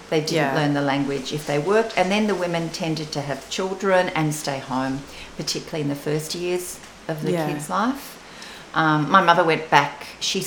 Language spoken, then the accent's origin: English; Melbourne, Victoria, Australia; first language Venetian Istrian dialect; English is a second language; also born or lived in Northern Italy (family origin); I grew up in Box Hill when I was really little, and just when I started primary school.